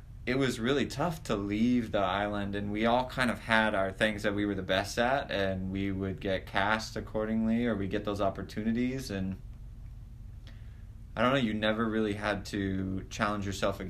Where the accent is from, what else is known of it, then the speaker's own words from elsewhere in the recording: Hawaii, United States; moved away; growing up in Hawaii again, it was you and myself and Benjamin Dorado.